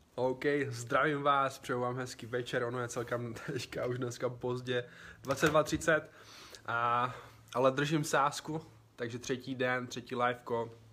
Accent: Czechia; všichni tři jsme z Česka

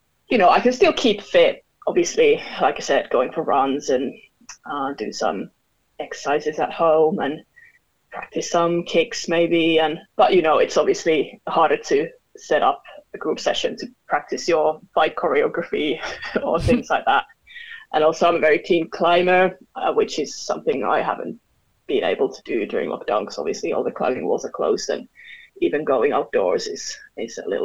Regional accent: Finland; moved away as an adult; now in London, United Kingdom; I'm originally from Finland, but I've been living in London for almost 8 years now.

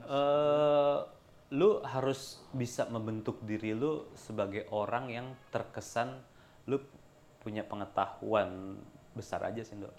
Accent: Indonesia; gue dari Indonesia

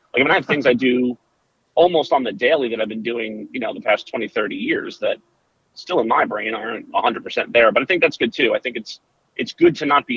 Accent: New Milford, New Jersey, United States; now in Bucks County, United States; we grew up in North Jersey

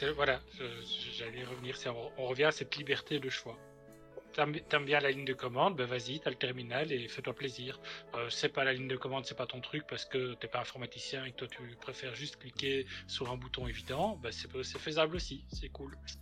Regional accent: Belgium; en tant que belge

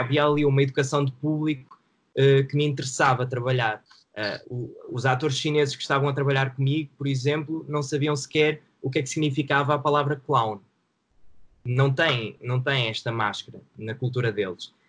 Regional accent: Santa Maria da Feira, Aveiro District, Portugal; also born or lived in Porto; now in Esmoriz, Portugal; vivo em Esmoriz neste momento, mas nasci em Santa Maria da Feira

